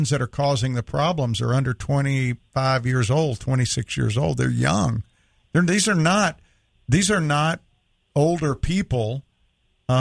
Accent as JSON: {"language": "English", "region": "the South", "country": "United States", "tie": "born or raised there", "said": "I grew up in the South"}